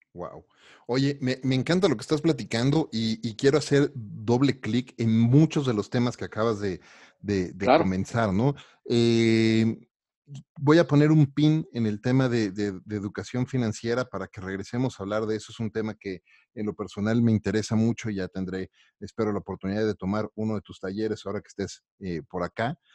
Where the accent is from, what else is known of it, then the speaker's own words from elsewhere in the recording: Mexico; como mexicano